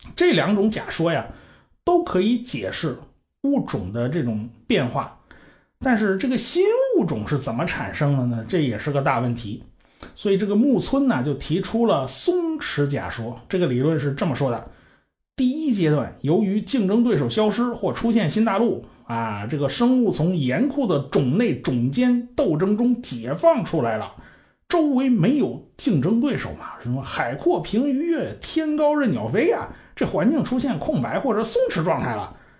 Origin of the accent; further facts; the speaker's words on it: China; 我们中国人最熟悉的就是 北京猿人，还有什么蓝铁人呐、元木人啦之类的